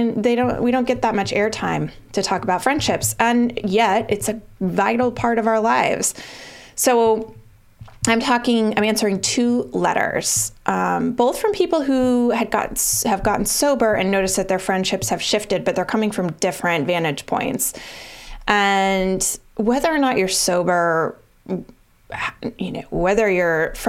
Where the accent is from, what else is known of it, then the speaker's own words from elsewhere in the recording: Colorado, United States; moved away as an adult; now in Boston, United States; I moved from Colorado to Boston when I graduated from college.